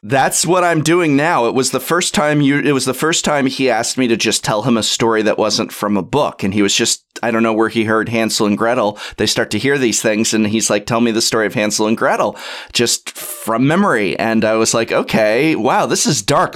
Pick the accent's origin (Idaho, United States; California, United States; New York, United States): California, United States; Los Angeles; now in San Francisco, United States; I was born and raised in North Hollywood, California, which is, uh, part of Los Angeles County.